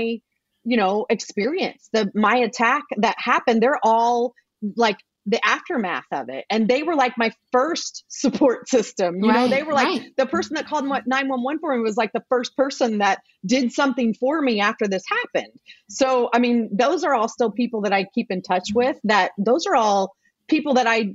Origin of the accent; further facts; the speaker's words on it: Evansville, Indiana, United States; Evansville, Indiana. So that's my hometown